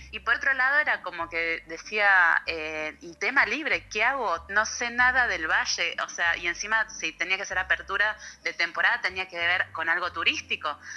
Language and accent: Spanish; Buenos Aires, Argentina; moved away as an adult; now in Traslasierra, Argentina; yo soy nacida en Buenos Aires, en Capital Federal, hice toda mi formación académica allá, crecí